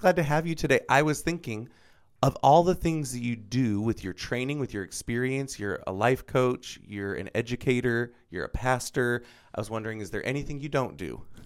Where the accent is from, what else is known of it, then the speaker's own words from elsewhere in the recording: Florida, United States; moved away; Born and raised in Florida